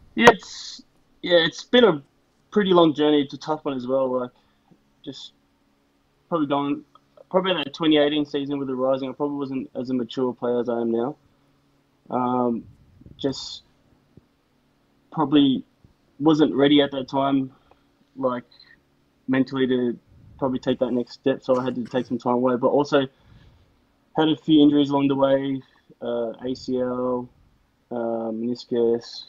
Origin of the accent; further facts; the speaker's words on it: Australia; when I was growing up in Australia